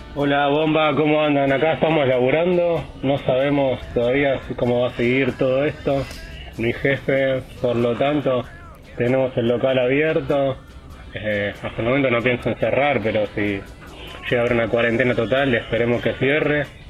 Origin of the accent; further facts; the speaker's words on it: Merlo, Buenos Aires Province, Argentina; Somos de Merlo, del oeste